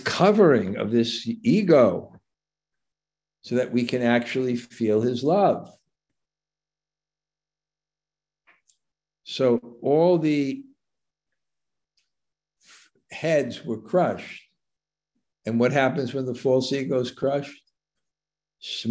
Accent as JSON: {"language": "English", "town": "New York City", "region": "New York", "country": "United States", "tie": "born or raised there", "moved": "yes", "said": "when I grew up in Brooklyn"}